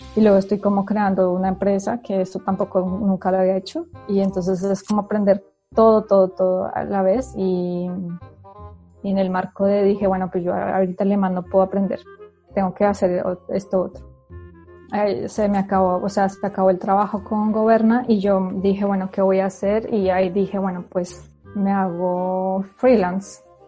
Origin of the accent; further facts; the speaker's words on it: Colombia; moved away as an adult; also born or lived in Spain; now in Germany; yo siendo colombiana